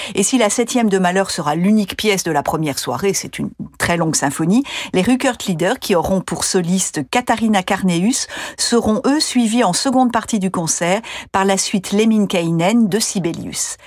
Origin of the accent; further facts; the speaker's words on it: France; chez nous en France